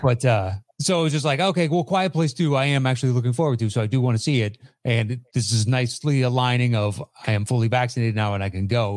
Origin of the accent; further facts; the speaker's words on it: East Coast, United States; moved away; I grew up on the East Coast-ish.